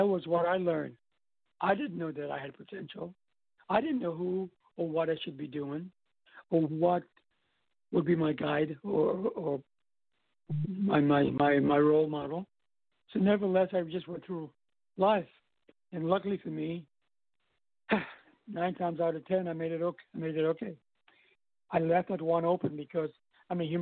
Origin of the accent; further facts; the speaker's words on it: U.S. Virgin Islands; also born or lived in New York; I'm from St. Thomas.